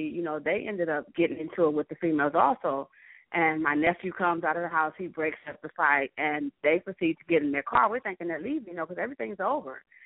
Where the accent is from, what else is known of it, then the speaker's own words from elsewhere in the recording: Cleveland, Ohio, United States; I'm from Cleveland, Ohio